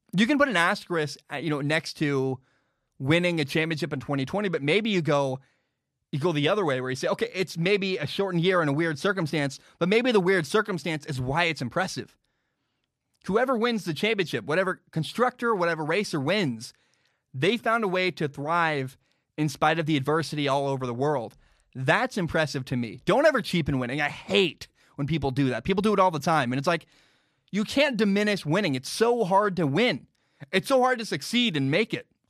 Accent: United States; first language English; I'm from America.

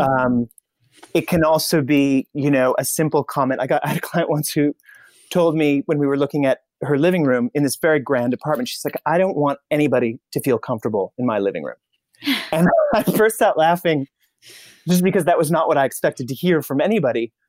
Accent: Indianapolis, Indiana, United States; I'm from Indianapolis

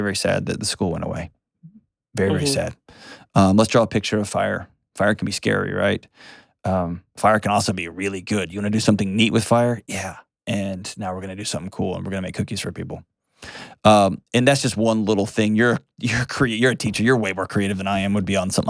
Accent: Texas, United States; My home state of Texas

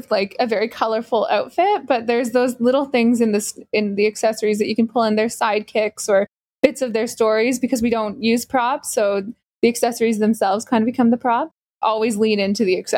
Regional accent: Maryland, United States; I'm from Maryland

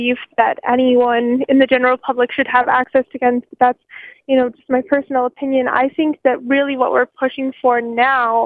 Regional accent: United States; now in Canada; I grew up in America and went to school in America for a few years

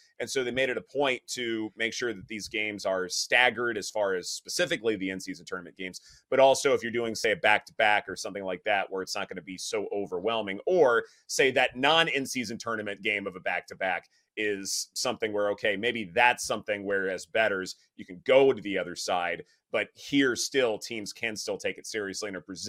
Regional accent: the South, United States; Like, I mean, I'm from the South, and so sometimes we've had warm Thanksgivings

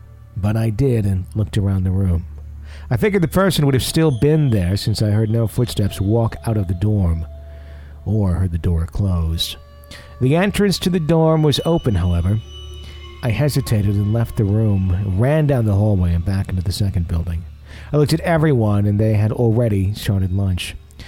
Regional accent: Melbourne, Victoria, Australia; I'm from Melbourne, Australia.

